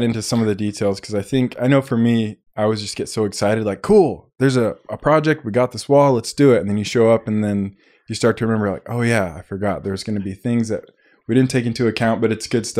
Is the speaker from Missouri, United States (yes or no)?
no; Dallas, Texas, United States; now in Salt Lake City, United States; No, born and raised in Texas.